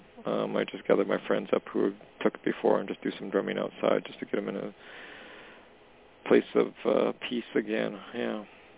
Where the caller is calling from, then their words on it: Canada; Hey, Jorianne … calling from Canada.